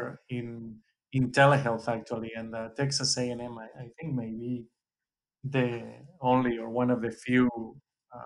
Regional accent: Valencia, Valencian Community, Spain; moved away as an adult; now in United States; I grew up and went to vet school in Valencia in Spain.

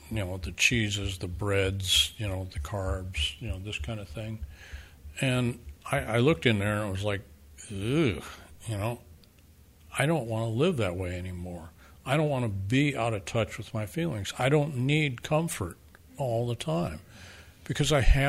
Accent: Midwest, United States; I grew up in the Midwest

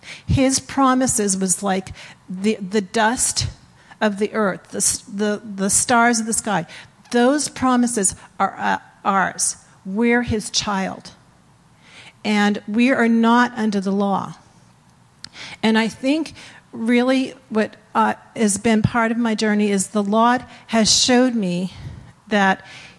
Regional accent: East Coast, United States; born there; I was born on the East Coast, I know you can't tell.

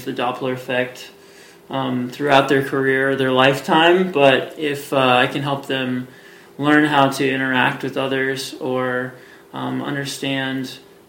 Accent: Hillsboro, Oregon, United States; moved away as an adult; also born or lived in Portland, Oregon; now in Colorado Springs, United States; I grew up in Hillsboro, Oregon, and went to high school out there.

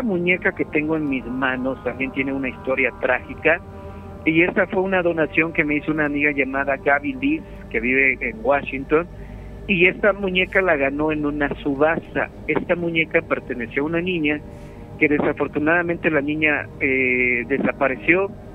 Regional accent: Mexico; como buen mexicano que soy

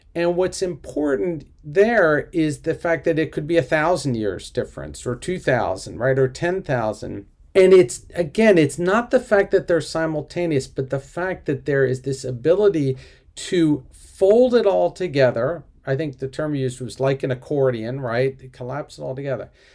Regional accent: Philadelphia, Pennsylvania, United States; I'm from Philadelphia

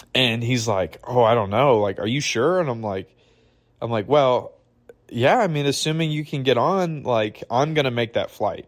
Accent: Michigan, United States; now in Redding, United States; I'm from Michigan

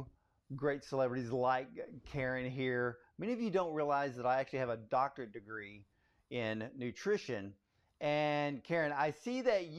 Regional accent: Atlanta, Georgia, United States; I was born in Atlanta

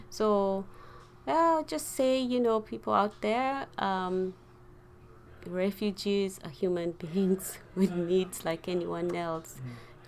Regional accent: Kenya; also born or lived in Uganda; we grew up as refugees in Kenya

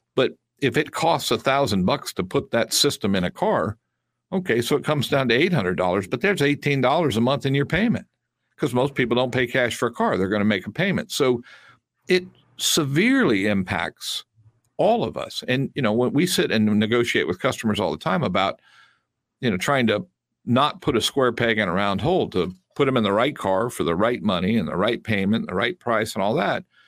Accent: United States; I'm American, and I'm proud to be an American

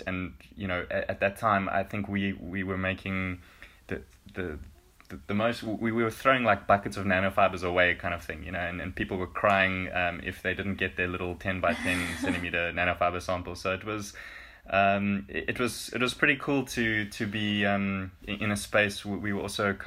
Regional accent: South Africa; moved away as an adult; now in Finland; as a South African

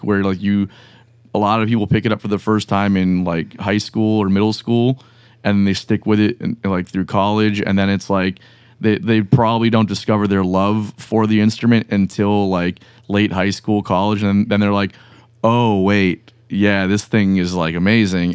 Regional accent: Broward County, South Florida, United States; first language Spanish; English is a second language; also born or lived in Miami; now in Jacksonville, United States; we moved to Broward County when I was very young.

